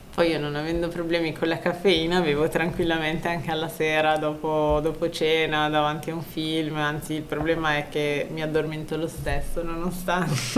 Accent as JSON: {"language": "Italian", "town": "Vercelli", "region": "Piedmont", "country": "Italy", "said": "io sono di Vercelli"}